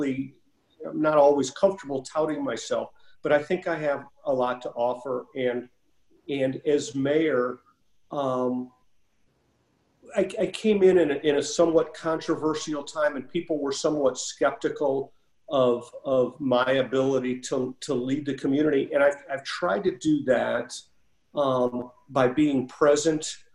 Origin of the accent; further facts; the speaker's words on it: Creve Coeur, Missouri, United States; my mother still lives in the house that I grew up in Creve Coeur